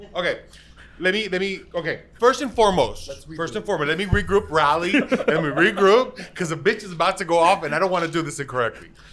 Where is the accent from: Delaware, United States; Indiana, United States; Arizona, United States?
Arizona, United States; Phoenix; I was born in Phoenix, Arizona